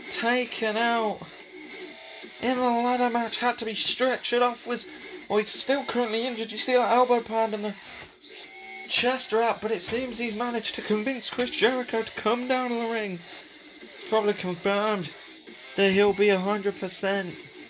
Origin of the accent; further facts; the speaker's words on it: Melbourne, Victoria, Australia; I am from Melbourne, Australia.